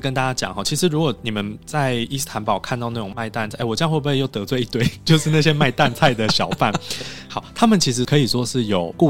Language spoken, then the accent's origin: Chinese; Taiwan; 因为它跟我们台湾人所认知的高丽菜卷不一样，